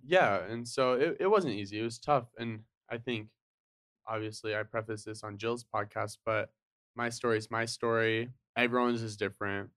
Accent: Draper, Utah, United States; also born or lived in Salt Lake City, Utah; I grew up in Utah. So, I was born in Salt Lake. um, my family moved from Salt Lake to Draper when I was, like, five or six

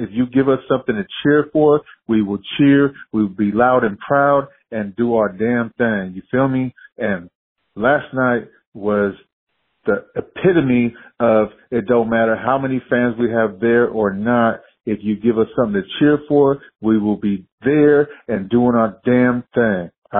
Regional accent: California, United States; I've been there. I'm from the Bay. I fly out all the time to go to games

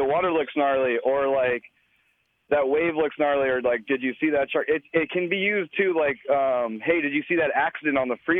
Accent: Imperial Beach, California, United States; I'm from Imperial Beach, California.

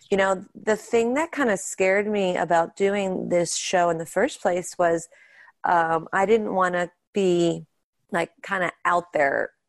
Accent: Pittsburgh, Pennsylvania, United States; We grew up in Pittsburgh and that's where we do our show and that's where our family is.

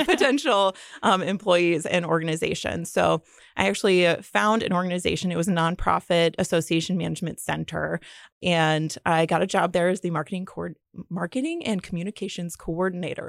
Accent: Fort Wayne, Indiana, United States; also born or lived in Muncie, Indiana; I grew up in Fort Wayne, Indiana.

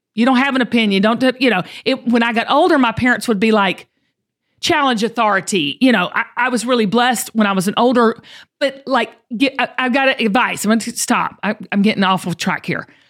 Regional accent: the South, United States; I grew up in the South

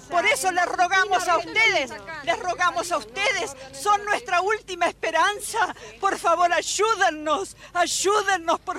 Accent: Argentina; Nosotros, que somos argentinas, vivimos en la Argentina

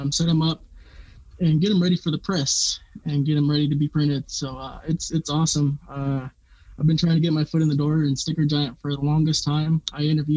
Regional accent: Longmont, Colorado, United States; I was born and raised here in Longmont

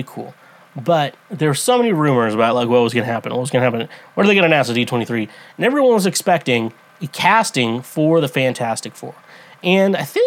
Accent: United States; I'm American.

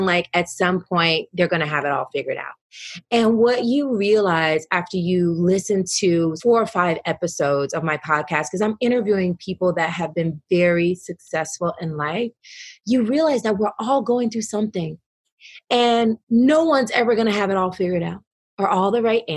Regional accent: the South, United States; my Southern upbringing

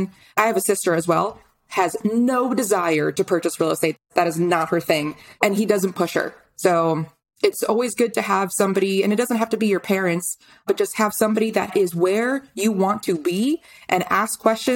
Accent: White Plains, New York, United States; moved away as an adult; also born or lived in North Carolina; I'm from White Plains, New York. That's where I was born and raised

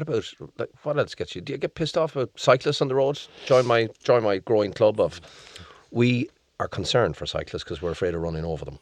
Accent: Leitrim, Connacht, Ireland; I come from Leitrim.

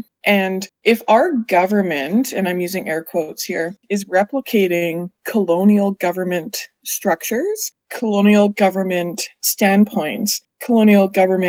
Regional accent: Winnipeg, Manitoba, Canada; two-spirited. My family has been historically scattered throughout the Red River Valley, but I've always been from Treaty 1 in Winnipeg specifically. I went to school for criminal justice and sociology at University of Winnipeg

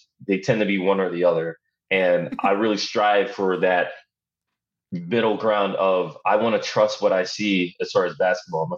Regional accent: Philadelphia, Pennsylvania, United States; I'm from Philadelphia

